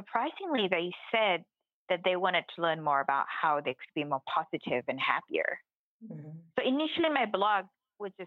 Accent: Thailand; I was born in Thailand

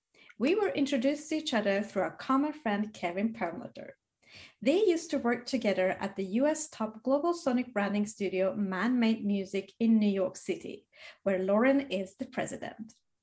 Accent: Sweden; growing up in Sweden

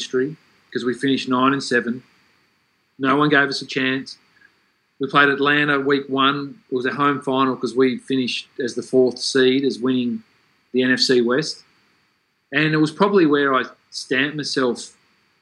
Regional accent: Australia; moved away as an adult; I was from Australia

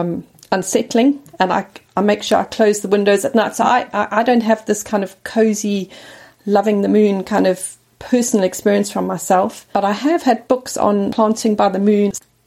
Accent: South Africa; I remember growing up in South Africa

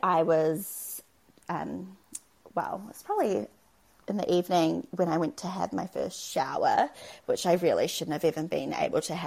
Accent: Auckland, New Zealand; now in Christchurch, New Zealand; we live in Christchurch, we're from Auckland, we don't have any family here.

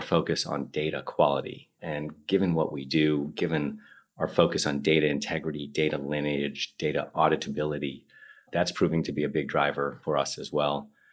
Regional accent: New York, United States; moved away as an adult; also born or lived in Moscow; now in London, United Kingdom; Speaking as an American

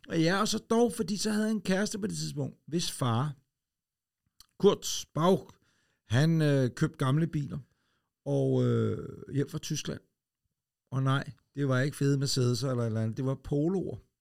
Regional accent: Ølstykke, Capital Region of Denmark, Denmark; en gammel Ford Escort Mark 1 jeg som holdt ude i indkørselen derhjemme i Ølstykke

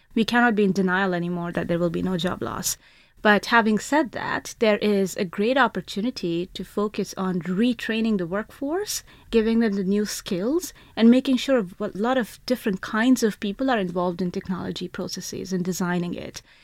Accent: India; I grew up in India, and the school I went to had eighty students to one teacher

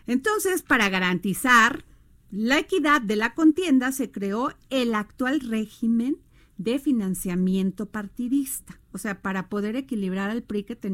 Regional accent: Mexico; en México somos más los mexicanos y las mexicanas que nos levantamos a dar todo por México, por nuestro país

